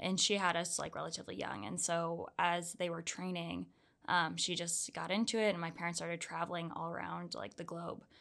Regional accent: Orlando, Florida, United States; moved away as an adult; also born or lived in Georgia; now in Salt Lake City, United States; I'm originally from Orlando, Florida

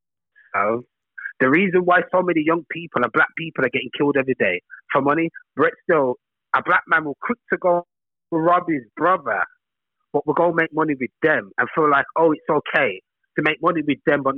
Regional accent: England, United Kingdom; born there; my both parents are from Jamaica. Just because I'm born in England, that doesn't make me British. I'm Jamaican.

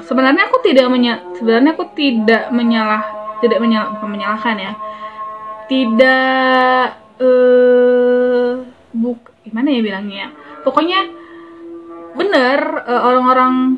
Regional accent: North Sumatra, Indonesia; moved away; aku kan dulu kan tinggal di desa ya, di desa di Sumatera Utara

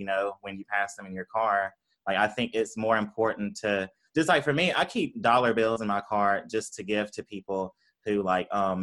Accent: Tupelo, Mississippi, United States; moved away as an adult; also born or lived in Ann Arbor, Michigan; I grew up in Mississippi, Tupelo, Mississippi.

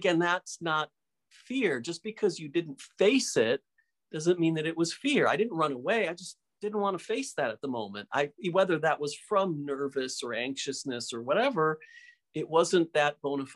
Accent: Michigan, United States; where I grew up in Michigan

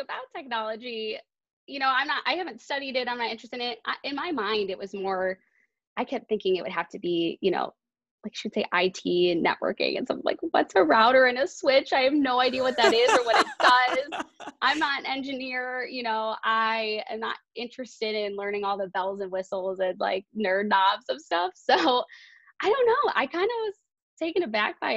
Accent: Bloomfield Hills, Michigan, United States; moved away; I went back to Bluefield Hills where I grew up in Michigan

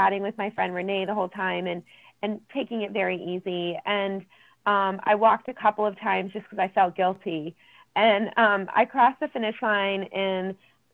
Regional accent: Columbus, Ohio, United States; moved away; my hometown

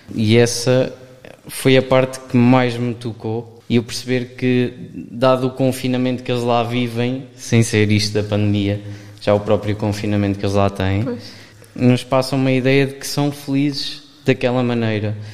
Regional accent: Aveiro area, Centro, Portugal; sou daqui da zona de Aveiro

